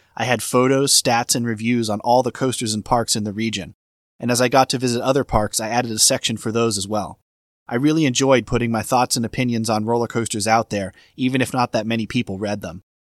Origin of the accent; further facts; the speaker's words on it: Boston, Massachusetts, United States; I grew up in the Boston area